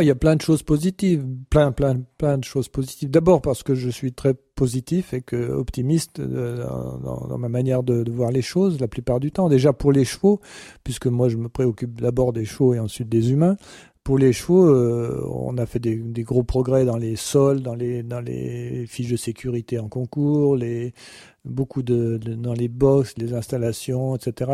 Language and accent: French; France; je suis français